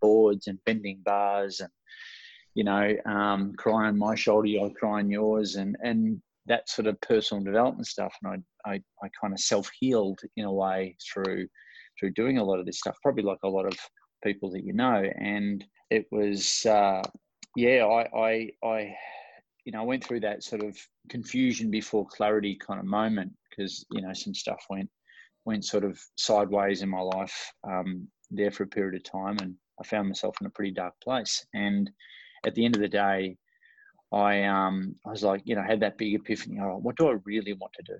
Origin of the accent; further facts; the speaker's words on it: Ocean Grove, Victoria, Australia; I'm from Melbourne, Australia, or about an hour and a half out of Melbourne, down at a coastal town called Ocean Grove in the southern part of Australia.